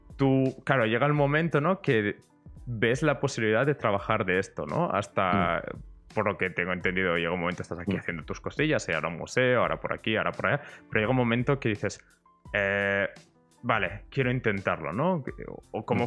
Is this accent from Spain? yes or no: yes; Barcelona, Catalonia, Spain; yo vengo de Barcelona